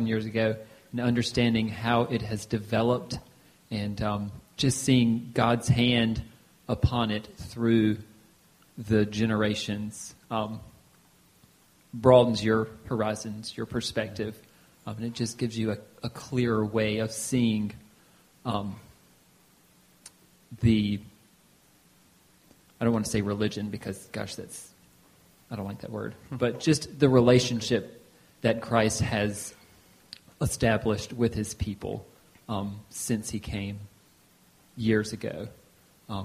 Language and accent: English; United States; a born and bred American